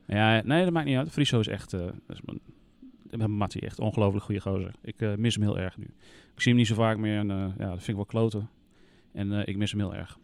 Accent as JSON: {"language": "Dutch", "region": "Groningen", "country": "Netherlands", "said": "wat dat betreft ben ik echt een Groninger"}